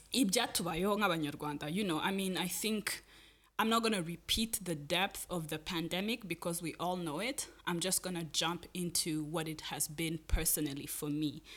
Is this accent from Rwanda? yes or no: yes; Rwanda; I grew up in Rwanda